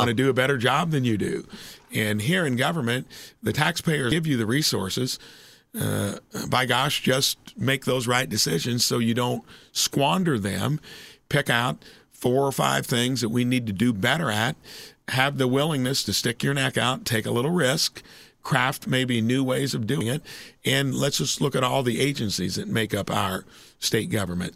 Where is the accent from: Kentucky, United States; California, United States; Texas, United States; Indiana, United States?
Indiana, United States; moved away as an adult; moving back to your hometown